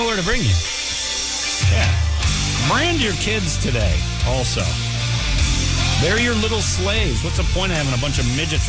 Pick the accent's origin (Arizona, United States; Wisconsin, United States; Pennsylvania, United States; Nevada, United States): Arizona, United States; Mesa; also born or lived in Tempe, Arizona; We moved from Tempe to Mesa into this house with like this massive backyard to like 20 trees.